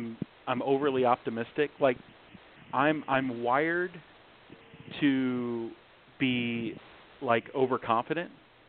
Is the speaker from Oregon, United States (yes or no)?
no; Flint, Michigan, United States; moved away; also born or lived in Southern California; I was raised in the hood. I'm from Flint, Michigan. Grew up all around Michigan, ended up moving to Southern California.